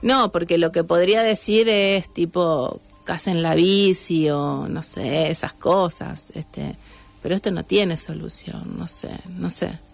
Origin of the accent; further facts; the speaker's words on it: Santa Fe, Argentina; yo nací en Santa Fe